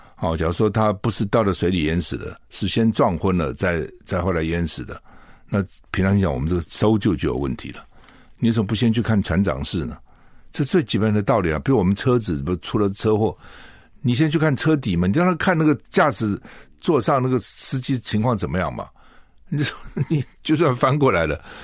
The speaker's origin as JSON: {"language": "Chinese", "country": "Taiwan", "said": "一个墨西哥城跟我们台湾人一样多啊"}